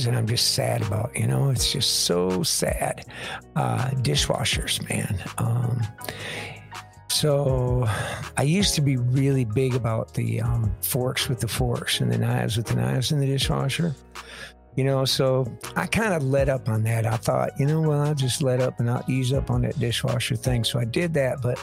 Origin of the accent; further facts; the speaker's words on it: Michigan, United States; moved away; I'm from Michigan originally.